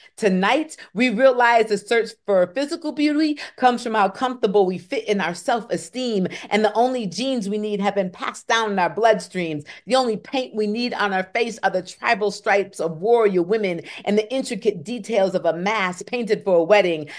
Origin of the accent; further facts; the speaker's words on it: Kalamazoo, Michigan, United States; moved away; also born or lived in Atlanta, Georgia / Raleigh, North Carolina; I am from Kalamazoo, Michigan.